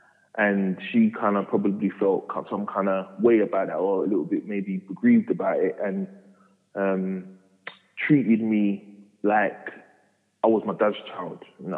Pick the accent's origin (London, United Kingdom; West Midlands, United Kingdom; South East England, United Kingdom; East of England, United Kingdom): London, United Kingdom; Walthamstow; I was born and raised in Walthamstow.